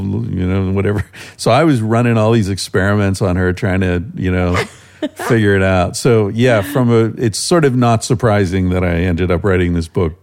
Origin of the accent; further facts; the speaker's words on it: United States; moved away as an adult; also born or lived in Spain; I lived in Spain for 25 years, pretty much my whole adult life. And uh, being back in America